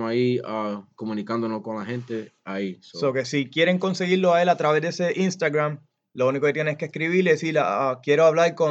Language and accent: Spanish; Puerto Rico; Aquí soy yo boricua.